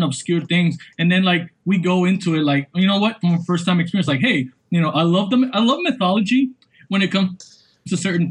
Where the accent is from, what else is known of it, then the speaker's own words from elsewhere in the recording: Ecuador; moved away; in Ecuador, my home country of Ecuador